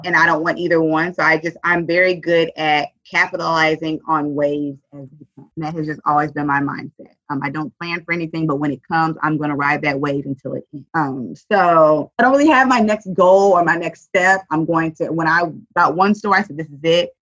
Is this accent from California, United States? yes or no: no; Dallas, Texas, United States; I was born and raised in Southern Dallas